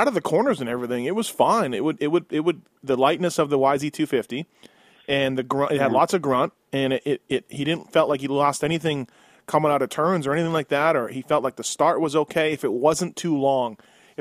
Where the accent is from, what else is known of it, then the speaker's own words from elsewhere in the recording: Canada; being Canadian and born and raised there